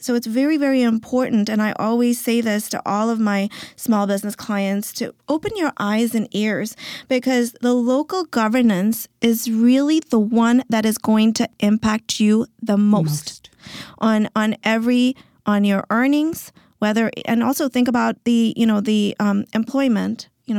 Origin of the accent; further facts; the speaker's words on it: Zambia; So I come from Africa, from Zambia, and my father was a missionary doctor.